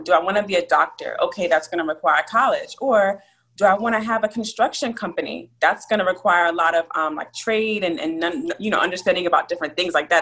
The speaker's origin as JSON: {"language": "English", "town": "Abilene", "region": "Texas", "country": "United States", "tie": "born or raised there", "also_born_or_lived": "New Jersey", "said": "I was born in a small town called Abilene, Texas. And I lived between Texas and New Jersey growing up, so you know I associate myself with both states"}